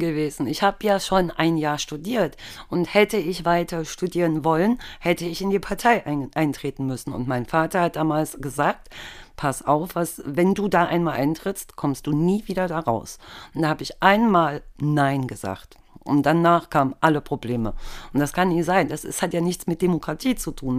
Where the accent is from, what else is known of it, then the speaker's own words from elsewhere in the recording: East Germany, Germany; ich bin halt im Osten groß geworden, im Osten Deutschlands